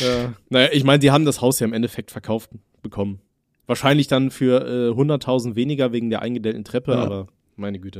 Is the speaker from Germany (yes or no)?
yes; Aachen, North Rhine-Westphalia, Germany; bei uns in Aachen